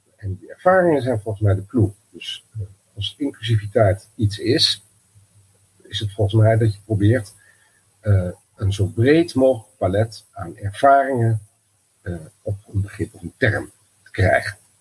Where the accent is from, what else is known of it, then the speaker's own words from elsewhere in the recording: Twente, Overijssel, Netherlands; omdat ik ben opgegroeid in Twente